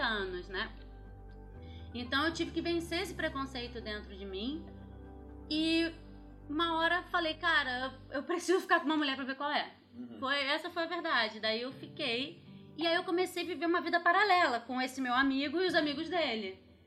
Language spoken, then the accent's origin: Portuguese; Rio de Janeiro, Brazil; eu sou do Rio mesmo. E minha infância foi basicamente, eu estudava no, numa escola no Rio